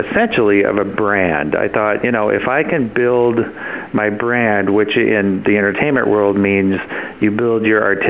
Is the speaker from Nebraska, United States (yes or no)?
yes; Nebraska, United States; moved away; I came from Nebraska